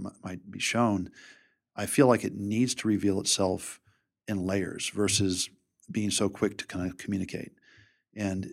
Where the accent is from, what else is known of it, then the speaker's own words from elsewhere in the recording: Richmond, Virginia, United States; Richmond's my hometown